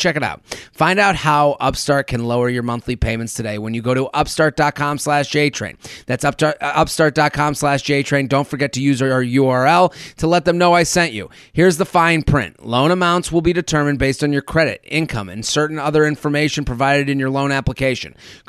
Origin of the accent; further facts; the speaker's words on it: Hoboken, New Jersey, United States; He's from the Upper West Side and I'm from Hoboken.